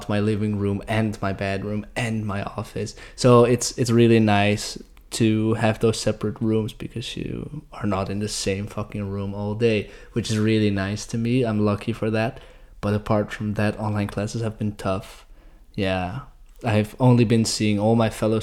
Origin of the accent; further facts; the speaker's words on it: Alphen aan den Rijn, South Holland, Netherlands; I am from a small town called Alphen aan den Rijn